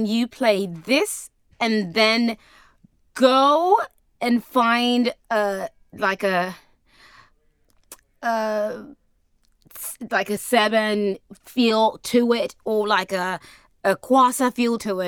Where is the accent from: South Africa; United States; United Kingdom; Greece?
South Africa; moved away; my hometown in the desert